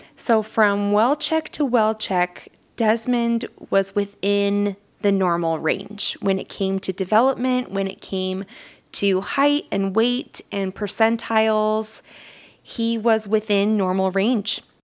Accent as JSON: {"language": "English", "region": "Southern Utah", "country": "United States", "tie": "born or raised there", "said": "I am from Southern Utah. I wasn't born in Southern Utah, but that's all I've ever known"}